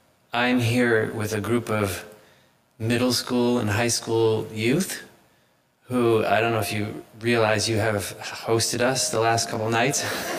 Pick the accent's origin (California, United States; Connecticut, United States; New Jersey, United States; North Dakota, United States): Connecticut, United States; We are from Connecticut, and we are just really grateful for your hospitality to let us stay here